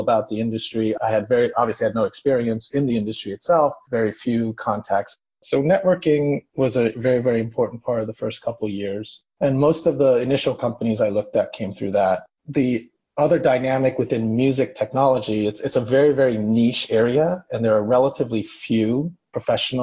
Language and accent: English; Tokyo, Japan; moved away as an adult; now in New York City, United States; I'm originally from Tokyo, Japan. I grew up through high school. I was in Tokyo. And then I came to college in the States.